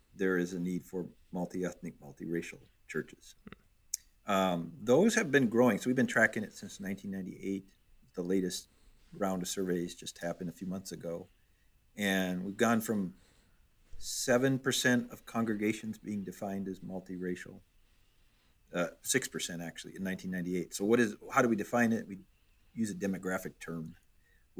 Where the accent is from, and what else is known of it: Minnesota, United States; born or raised there; moved away as an adult; also born or lived in Detroit, Michigan; now in Chicago, United States